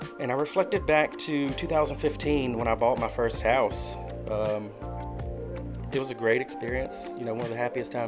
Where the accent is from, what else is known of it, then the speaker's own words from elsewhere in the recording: United States; born and raised in Halifax County. I've been here all my life.